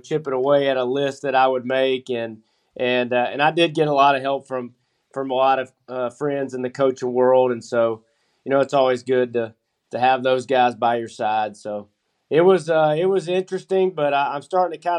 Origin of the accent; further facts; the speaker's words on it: Gwinnett County, Georgia, United States; I'm originally from Gwinnett. I went to Decula High School, graduated in 98